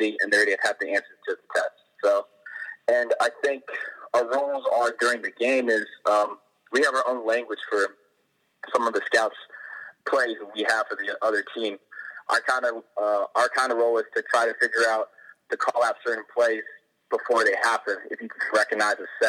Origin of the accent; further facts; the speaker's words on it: East Coast, United States; also born or lived in California; I was born on the East Coast, so I've lived on the East Coast my entire life